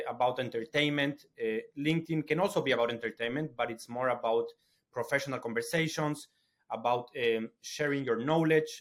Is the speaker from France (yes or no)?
no; Ecuador; now in London, United Kingdom; I'm from Ecuador